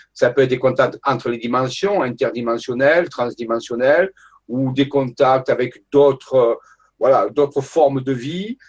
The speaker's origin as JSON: {"language": "French", "town": "Marseille", "region": "Provence-Alpes-Côte d'Azur", "country": "France", "tie": "born or raised there", "also_born_or_lived": "Paris / Saint-Raphaël", "moved": "as an adult", "said": "j'ai quitté Marseille, que j'habitais pendant 26 euh, ans à Marseille"}